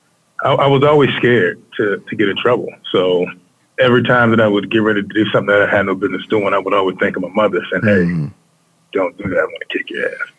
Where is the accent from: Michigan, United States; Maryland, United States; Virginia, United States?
Maryland, United States; Baltimore; moved away as an adult; now in Washington, D.C., United States; I'm born and raised in Baltimore.